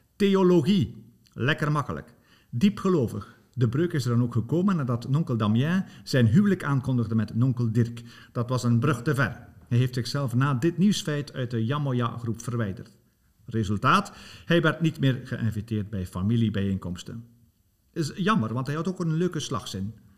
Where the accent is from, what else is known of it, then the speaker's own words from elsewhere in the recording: Bruges, Flanders, Belgium; accent: West Flemish; moved away; dat ik oorspronkelijk van West-Vlaanderen ben